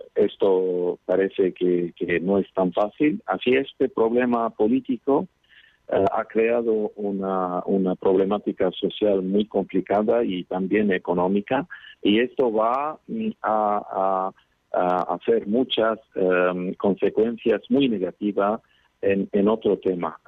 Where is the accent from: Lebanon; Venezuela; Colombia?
Lebanon; Qobayat, Akkar; Os hablo desde Líbano, desde mi pueblo que se llama Kobayat en el norte del país